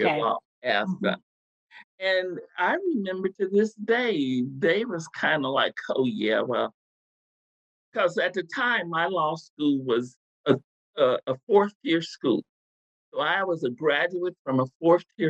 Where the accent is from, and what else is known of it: Texas, United States; born or raised there; moved away